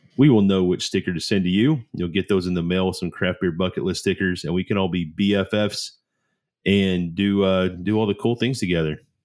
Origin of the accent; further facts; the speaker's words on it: Oklahoma, United States; accent: country; I'm from Oklahoma. That's just how we talk in the South